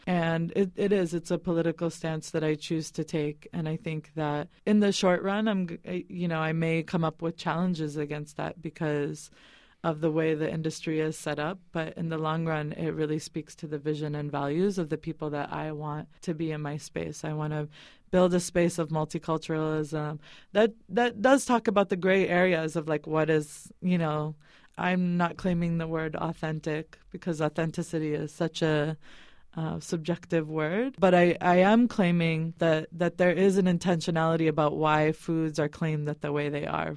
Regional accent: Boston, Massachusetts, United States; moved away as an adult; also born or lived in California; now in Bay Area, United States; I was raised in the East Coast, actually, in New England and Boston

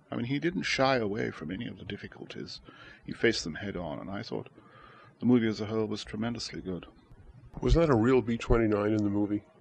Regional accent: Shanghai, China; I was born in Shanghai in 1930, and I was there when the Japanese invaded China in 1937

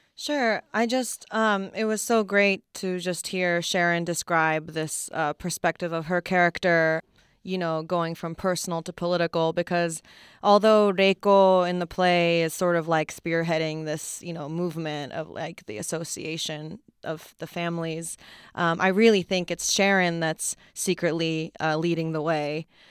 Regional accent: Wakayama, Japan; moved away; I was born and raised in Japan.

